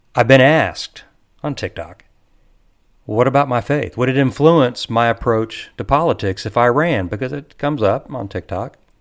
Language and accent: English; Texas, United States; I'm a Texan